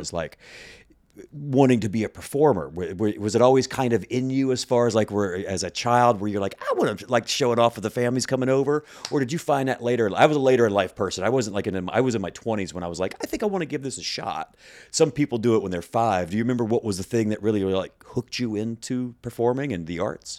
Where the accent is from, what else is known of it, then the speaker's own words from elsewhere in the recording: Mississippi Gulf Coast, United States; also born or lived in West Virginia / upstate New York; now in Chicago, United States; I grew up on the Mississippi Gulf Coast